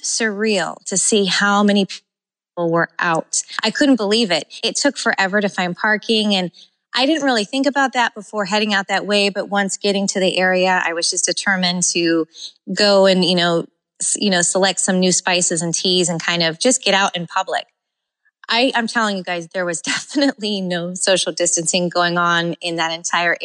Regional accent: California, United States; now in Florida, United States; growing up in California

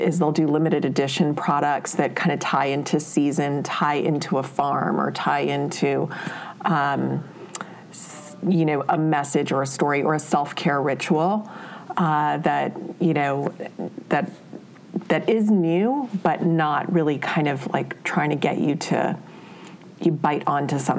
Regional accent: Honolulu, Hawaii, United States; moved away as an adult; I grew up in Honolulu, Hawaii

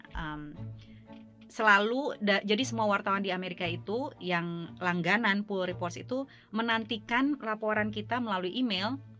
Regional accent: Indonesia; moved away as an adult; now in Washington, D.C., United States; latar belakang saya sebagai orang Indonesia

